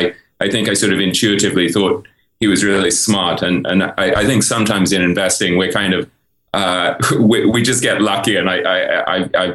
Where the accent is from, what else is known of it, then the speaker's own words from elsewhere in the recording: England, United Kingdom; moved away as an adult; also born or lived in New York; I grew up in England